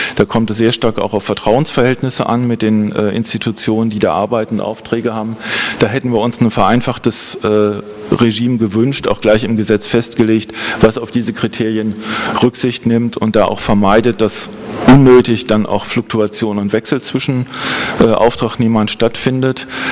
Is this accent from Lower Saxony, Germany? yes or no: yes; Holzminden, Lower Saxony, Germany; mein Geburtsort Holzminden in Südniedersachsen